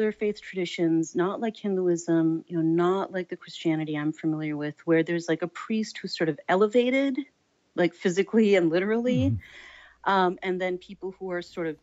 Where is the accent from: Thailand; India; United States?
United States; Minnesota; I was born and raised in the Midwest in Minnesota